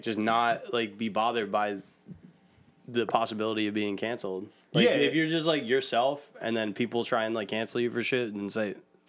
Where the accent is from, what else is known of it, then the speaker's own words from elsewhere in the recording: Philadelphia, Pennsylvania, United States; accent: Northeast Philly; my Northeast Philly accent.